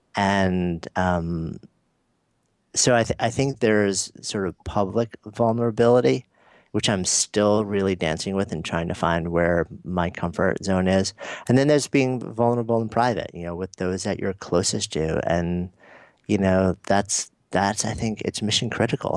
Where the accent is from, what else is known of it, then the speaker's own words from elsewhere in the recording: New York City, New York, United States; I'm a New Yorker